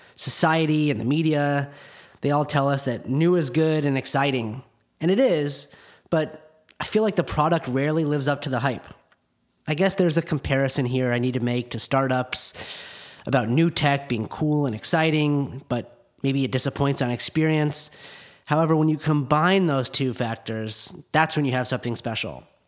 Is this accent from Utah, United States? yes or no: yes; Park City, Utah, United States; now in Los Angeles, United States; I grew up in Park City, Utah